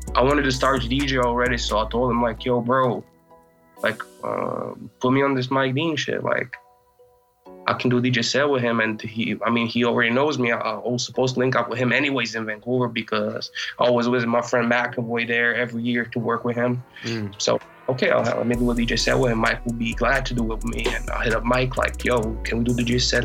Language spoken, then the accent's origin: English; Croatia; I'm from Croatia.